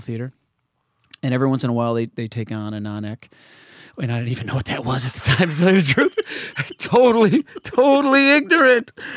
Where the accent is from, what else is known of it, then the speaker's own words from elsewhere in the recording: Canandaigua, New York, United States; moved away; an athletic star in my hometown of Canandaigua, New York.